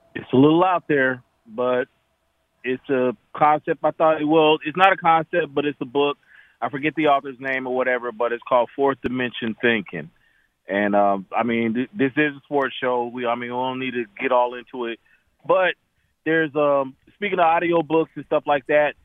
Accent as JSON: {"language": "English", "town": "Tucson", "region": "Arizona", "country": "United States", "also_born_or_lived": "Atlanta / Nashville", "moved": "yes", "said": "I'm from Tucson, Arizona. I've lived in Atlanta. I've lived in Nashville"}